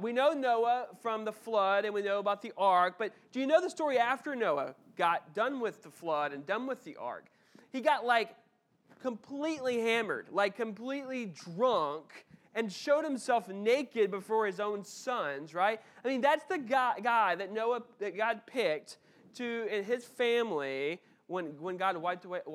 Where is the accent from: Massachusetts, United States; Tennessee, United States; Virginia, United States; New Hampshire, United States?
Tennessee, United States; Memphis; I grew up in Memphis and the Bartlett, Memphis area, which is like a suburb of Memphis